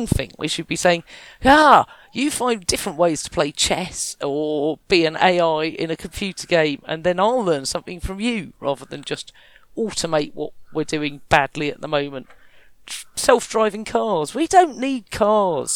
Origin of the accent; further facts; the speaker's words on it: Kent, South East England, United Kingdom; I was from Kent